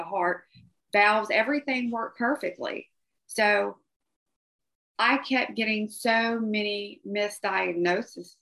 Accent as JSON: {"language": "English", "region": "Georgia", "country": "United States", "tie": "born or raised there", "said": "Growing up in Georgia"}